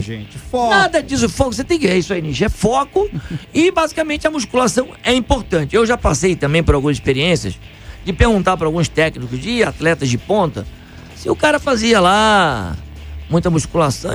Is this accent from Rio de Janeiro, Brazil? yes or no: yes; Niterói, Rio de Janeiro, Brazil; now in São Paulo, Brazil; Eu nasci em Niterói, cheguei em São Paulo aqui.